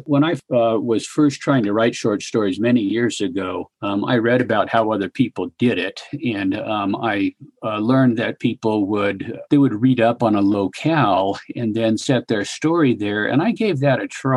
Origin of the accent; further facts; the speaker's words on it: rural California, United States; now in Wyoming, United States; I grew up in rural California. I grew up in farm and ranch country